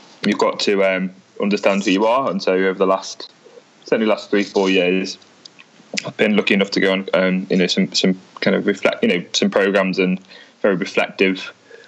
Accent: a place close to Liverpool, North West England, United Kingdom; people in my hometown read The Mirror and The Mail

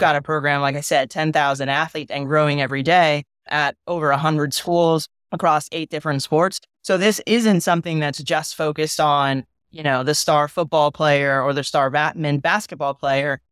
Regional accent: San Diego, California, United States; moved away as an adult; also born or lived in North Carolina; I grew up in Southern California, played on the boys' baseball team in high school for La Jolla High

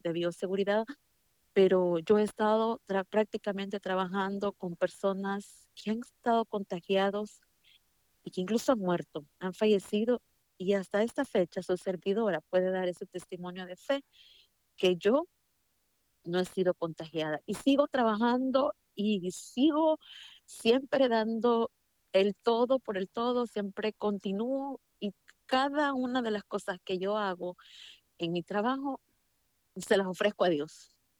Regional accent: El Salvador; now in United States; yo soy salvadoreña. Eh, estudié en El Salvador

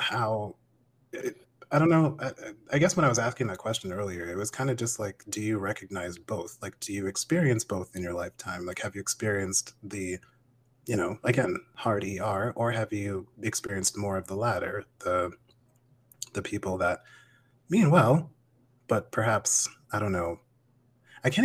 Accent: Vermont, United States; I grew up in Vermont

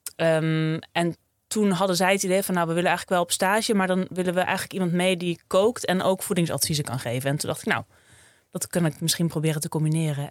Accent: Friesland, Netherlands; Opgegroeid in Friesland, op een boerderijtje

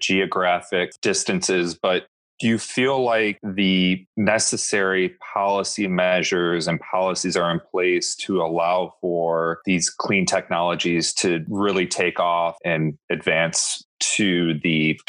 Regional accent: Midwest, United States; I'm from the Midwest.

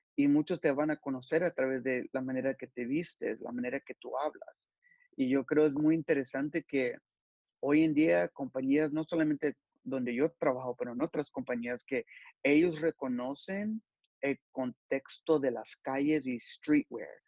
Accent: Los Angeles, California, United States; soy de Los Ángeles, California

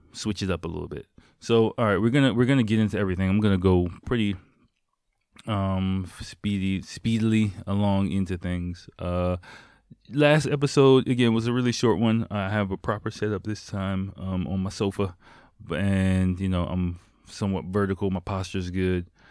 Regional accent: United States; now in Japan; I'm from America

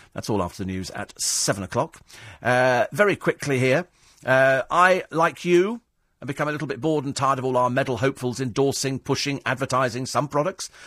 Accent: United Kingdom; I'm British through and through

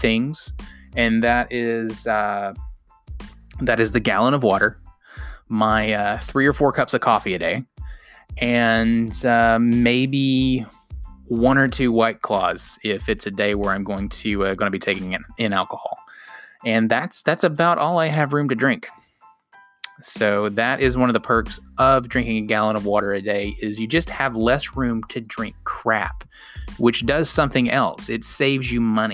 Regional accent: outside of Chattanooga and Cleveland, the South, Tennessee, United States; I grew up in the South. I grew up in Chattanooga. Well, outside of Chattanooga and Cleveland

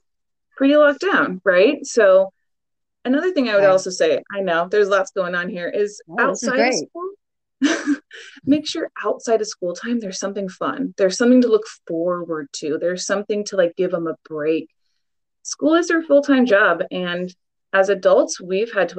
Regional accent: Portland, Oregon, United States; I born and raised in Portland, Oregon

